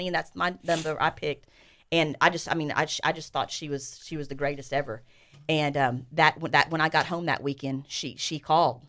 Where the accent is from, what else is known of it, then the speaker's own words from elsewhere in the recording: College Station, Texas, United States; I was born in College Station